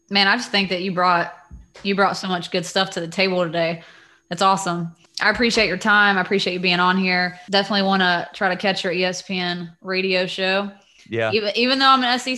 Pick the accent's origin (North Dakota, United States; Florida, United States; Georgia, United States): Georgia, United States; Dacula; So I grew up in Dacula, went to Dacula, so to be back at Dacula now as a head coach um, is special